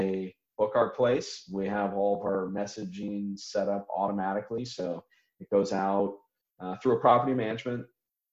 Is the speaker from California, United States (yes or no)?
yes; California, United States; moved away as an adult; now in Florianopolis, Brazil; I'm from California originally